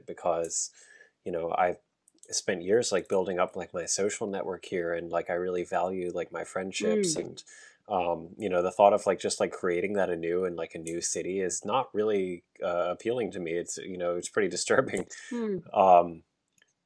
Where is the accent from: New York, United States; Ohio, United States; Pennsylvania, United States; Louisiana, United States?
Pennsylvania, United States; York County; I grew up in Pennsylvania, in York County, Pennsylvania